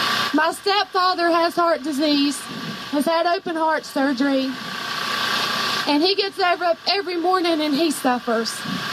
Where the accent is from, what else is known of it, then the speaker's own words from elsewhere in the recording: West Virginia, United States; I was born in West Virginia, and I was born a coal miner's daughter, granddaughter. My stepdad was in the coal mines. My uncles were in the coal mines.